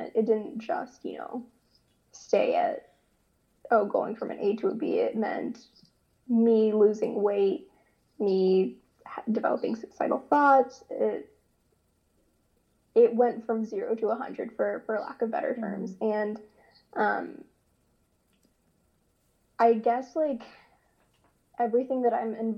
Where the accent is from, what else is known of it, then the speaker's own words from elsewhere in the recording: Ottawa, Ontario, Canada; now in Columbia, United States; originally from Canada. I was born in Ottawa, Ontario, but now I live in the States, in Columbia, South Carolina